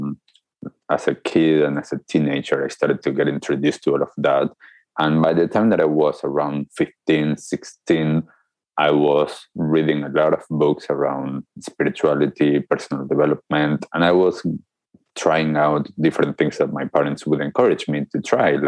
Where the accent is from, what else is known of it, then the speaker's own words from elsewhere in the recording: Argentina; growing up in Argentina, just like any other kid